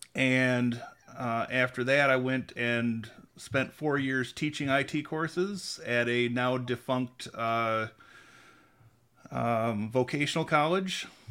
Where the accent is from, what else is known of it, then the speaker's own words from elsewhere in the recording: Mulliken, Michigan, United States; also born or lived in Lansing, Michigan; I was actually born in Lansing, but I grew up in Mulliken, went to Grand Ledge schools.